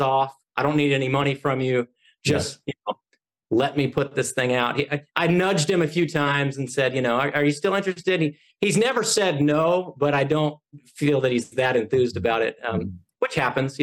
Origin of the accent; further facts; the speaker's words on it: Oklahoma City, Oklahoma, United States; Oklahoma City, which that's my hometown